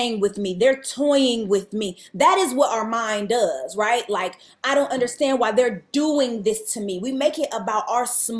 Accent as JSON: {"language": "English", "town": "Cleveland", "region": "Ohio", "country": "United States", "tie": "born or raised there", "moved": "yes", "said": "tour into my hometown and play Cleveland"}